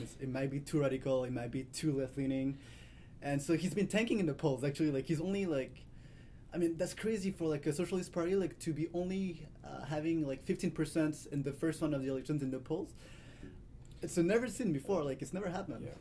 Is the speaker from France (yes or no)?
yes; Paris, Île-de-France, France; growing up in Paris